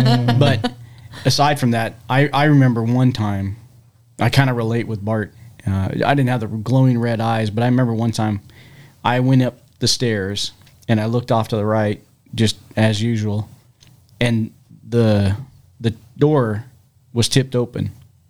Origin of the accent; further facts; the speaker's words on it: United States; I was growing up in Washington too.